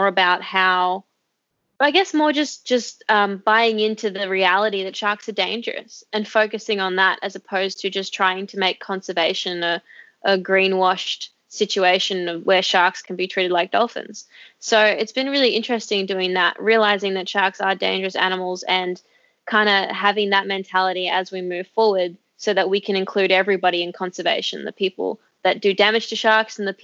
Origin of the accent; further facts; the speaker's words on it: Australia; I'm Australian